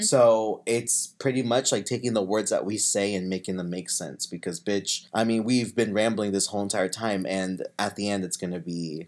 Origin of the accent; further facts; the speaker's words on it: Kansas, United States; moved away as an adult; now in California, United States; I'm from Kansas. I'm from a small town in Kansas. And ever since I graduated high school, I just went from school to school